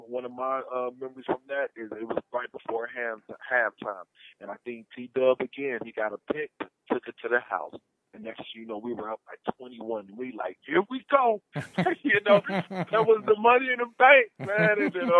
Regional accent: Wisconsin, United States; And so we come from Wisconsin.

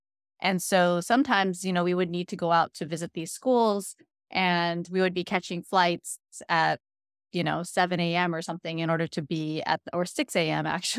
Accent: New York, United States; born there; also born or lived in California / Washington State; now in Hawaii, United States; But I was actually born in New York. Actually, shortly after I was born, my family moved to California. Then we moved to Washington State.

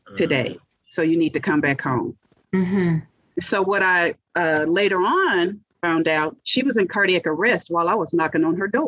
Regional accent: Monroe, Louisiana, United States; moved away as an adult; now in Dallas, United States; So back then we ate from the ground because I'm from Monroe, Louisiana.

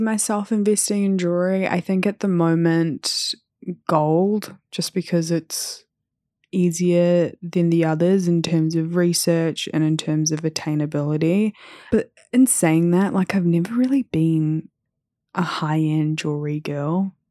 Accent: New Zealand; growing up in New Zealand

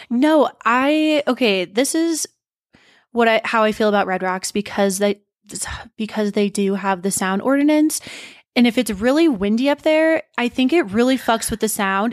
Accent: Montana, United States; moved away as an adult; now in Denver, United States; we were born and raised in Montana, but we moved here a month before s Steen's twenty-first birthday. I was already twenty-one

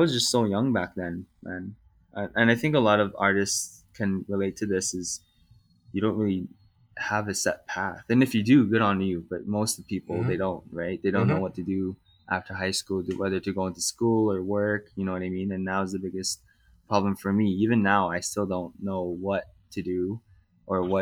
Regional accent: Calgary, Alberta, Canada; I was born and raised here in Calgary, Canada

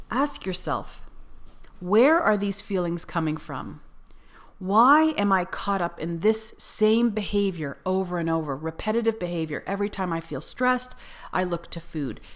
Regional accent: Canada; moved away as an adult; also born or lived in Cyprus; in Canada, you aren't really taught grammar when you take English class

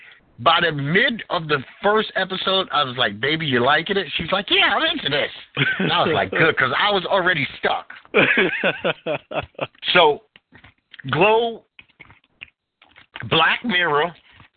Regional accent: New York, United States; growing up in New York

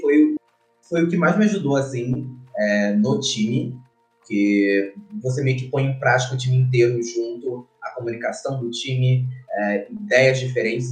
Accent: Rio de Janeiro, Brazil; Eu sou do Rio de Janeiro, nasci no Rio de Janeiro

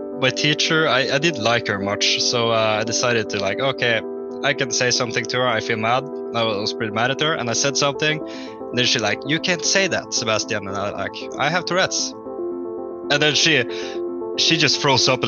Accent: Northern Norway, Norway; I'm a guy from Norway, the northern part of Norway.

